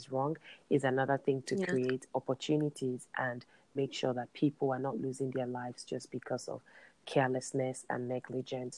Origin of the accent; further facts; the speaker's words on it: Nigeria; moved away; my home country, Nigeria